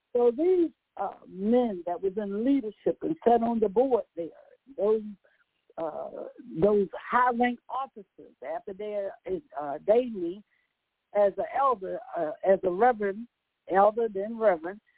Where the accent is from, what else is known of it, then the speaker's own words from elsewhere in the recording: Virginia, United States; accent: country; moved away; also born or lived in Baltimore; I'm from Virginia